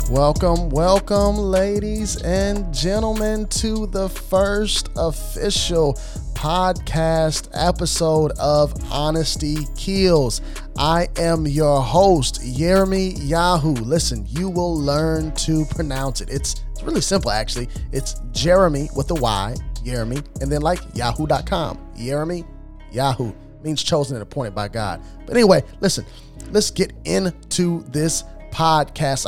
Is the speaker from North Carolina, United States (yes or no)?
no; Carbondale, Illinois, United States; born or raised there; also born or lived in Jacksonville, Illinois